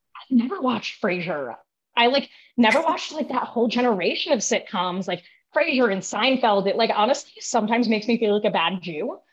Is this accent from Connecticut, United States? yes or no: yes; Connecticut, United States; moved away as an adult; now in Providence, United States; I actually grew up in Connecticut